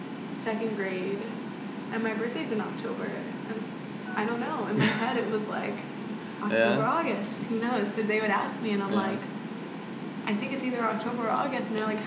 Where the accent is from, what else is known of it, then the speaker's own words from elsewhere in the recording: Saudi Arabia; born there; No, I was born in Saudi Arabia.